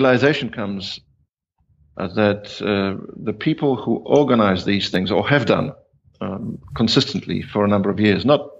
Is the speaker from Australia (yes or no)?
yes; Australia; also born or lived in New Zealand; I'm Polish ethnically. I have roots, as it's called. But for all intents and purposes, I'm Australian. Although I spent 18 years in New Zealand, and in aggregate, probably a year in India and 2 years in Hong Kong